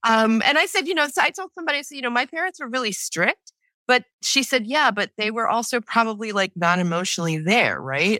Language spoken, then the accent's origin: English; New York City, New York, United States; I was born and raised in New York City on the Lower East Side.